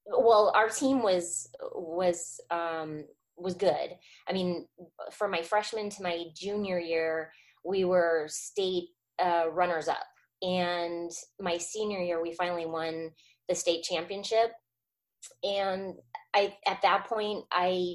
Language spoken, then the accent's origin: English; Arizona, United States; moved away as an adult; also born or lived in Orange, California; I grew up in Arizona